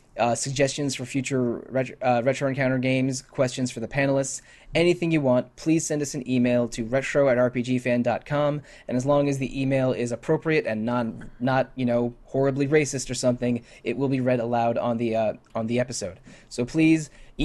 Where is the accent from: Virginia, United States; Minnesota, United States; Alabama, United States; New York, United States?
Virginia, United States; D.C., Virginia suburbs outside of Washington, United States; I grew up in the Virginia suburbs outside of Washington, D.C.